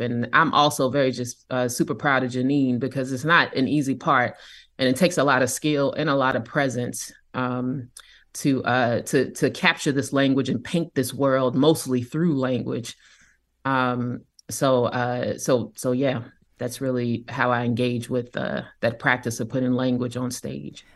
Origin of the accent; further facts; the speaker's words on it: Kansas City, Kansas, United States; I grew up in Kansas City, Kansas